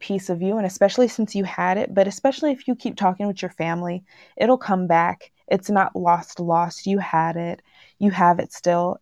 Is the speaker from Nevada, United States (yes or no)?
no; Washington, United States; also born or lived in Texas; telling people that I come from Texas, I always get the comment of, "Oh, you don't have an accent." Then it's like, "Because I grew up in Washington."